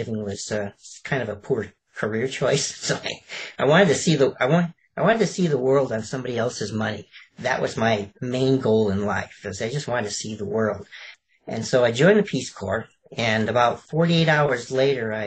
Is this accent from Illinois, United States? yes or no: yes; Chicago, Illinois, United States; moved away; also born or lived in Alabama / California; I was actually born in Alabama, of all places, and I actually brewed and sold moonshine with my father, and I grew up in Chicago